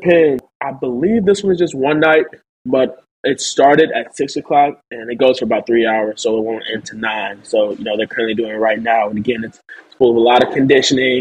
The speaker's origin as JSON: {"language": "English", "town": "St. Louis", "region": "Missouri", "country": "United States", "tie": "born or raised there", "said": "my hometown, St. Louis"}